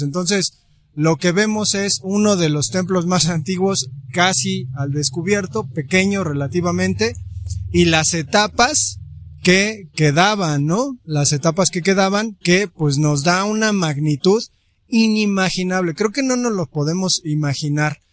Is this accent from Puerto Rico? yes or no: no; Mexico; como mexicanos